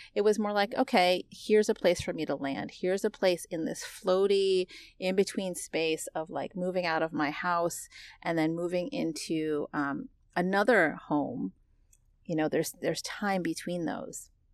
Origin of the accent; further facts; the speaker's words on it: United States; accent: American English; I'm American. I was born and raised here.